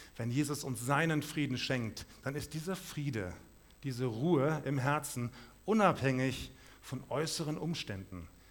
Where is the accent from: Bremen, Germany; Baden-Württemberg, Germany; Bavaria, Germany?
Bavaria, Germany; Munich; now in Krefeld, Germany; ich komme aus München